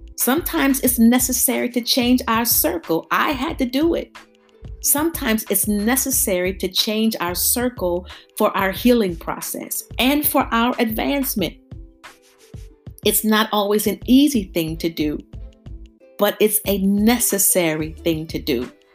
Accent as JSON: {"language": "English", "town": "Youngstown", "region": "Ohio", "country": "United States", "tie": "born or raised there", "moved": "as an adult", "lives_now": "Houston, United States", "said": "I grew up in Youngstown, Ohio."}